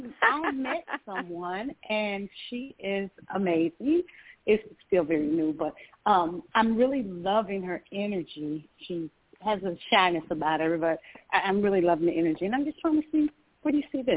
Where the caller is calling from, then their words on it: Georgia, United States; I'm calling from Georgia.